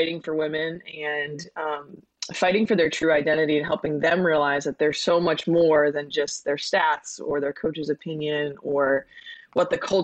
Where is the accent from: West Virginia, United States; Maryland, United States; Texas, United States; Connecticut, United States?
Connecticut, United States; I grew up in Connecticut, was a tri-sport athlete in high school